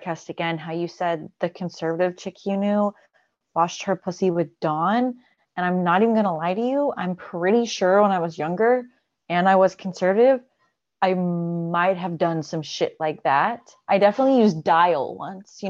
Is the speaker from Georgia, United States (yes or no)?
yes; Georgia, United States; moved away as an adult; also born or lived in Alabama; I grew up the rest of my childhood till 18 in Georgia